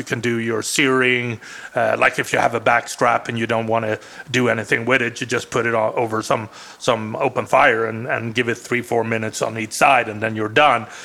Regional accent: Sweden; first language Swedish; English is a second language; now in Arizona, United States; one of the things that I grew up with in Sweden

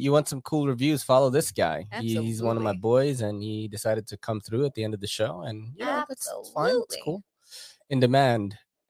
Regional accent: Philippines; I am an island boy, actually, because I'm from the Philippines.

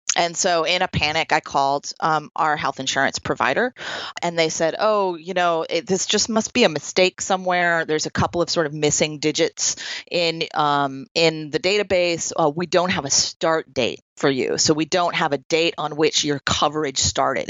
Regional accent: Troy, New York, United States; also born or lived in California; here in my hometown of Troy, New York

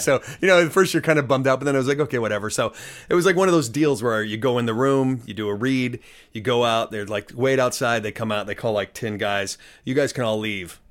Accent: Denver, Colorado, United States; moved away as an adult; now in Los Angeles, United States; I grew up in Denver, Colorado, for the most part

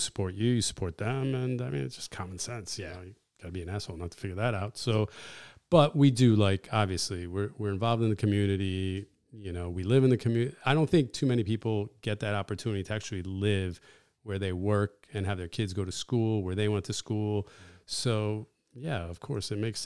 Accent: Bethel, Connecticut, United States; English is a second language; also born or lived in Watertown / Greece; Bill was one of the first kids I met growing up in Bethel

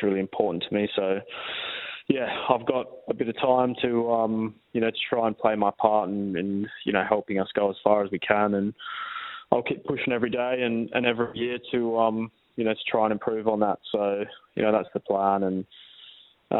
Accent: Perth, Western Australia, Australia; moved away; now I'm back in glory playing for my hometown club

